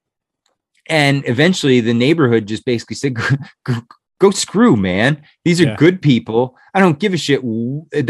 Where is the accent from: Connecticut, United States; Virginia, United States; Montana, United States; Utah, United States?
Connecticut, United States; also born or lived in New Jersey; we moved from New Jersey to Connecticut. Because my dad's job relocated